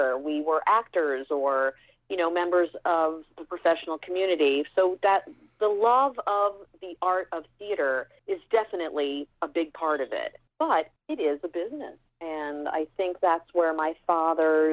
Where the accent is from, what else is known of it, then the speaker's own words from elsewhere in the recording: Dallas, Texas, United States; moved away; I grew up in Dallas, Texas